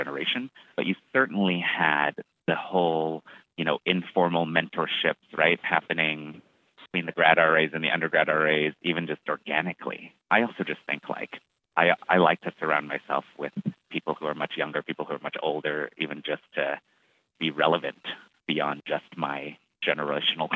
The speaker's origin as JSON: {"language": "English", "town": "Toronto", "region": "Ontario", "country": "Canada", "also_born_or_lived": "Montreal", "moved": "as an adult", "lives_now": "New York, United States", "said": "I am from Toronto."}